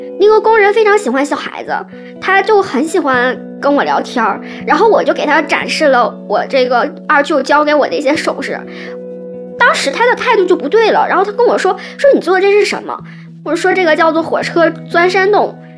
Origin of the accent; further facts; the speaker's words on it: Northeast China, China; 我们东北这边叫大爷